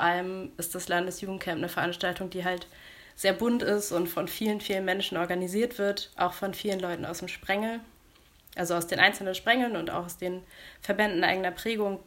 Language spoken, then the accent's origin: German; Buxtehude, Lower Saxony, Germany; ich komme aus Buxtehude